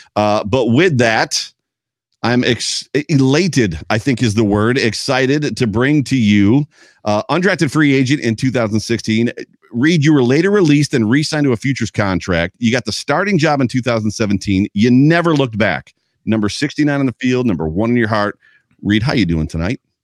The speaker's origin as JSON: {"language": "English", "area": "Lime Lake, Cattaraugus County, Southern Tier", "region": "New York", "country": "United States", "tie": "born or raised there", "said": "I grew up on Lime Lake in the Southern Tier in Cattaraugus County"}